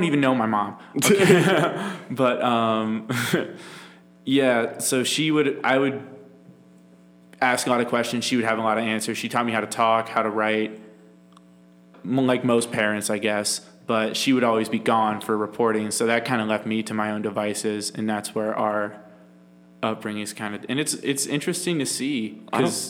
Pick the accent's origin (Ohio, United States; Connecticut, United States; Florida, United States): Florida, United States; I was raised in the Florida public education system